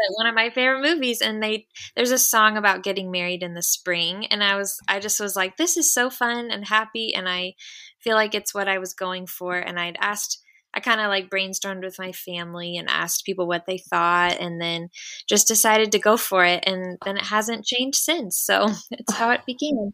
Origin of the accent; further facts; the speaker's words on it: The Woodlands, Texas, United States; also born or lived in Waco, Texas; So I grew up in the Houston area, but I grew up in the Woodlands, um, oh. a town oh. outside of Houston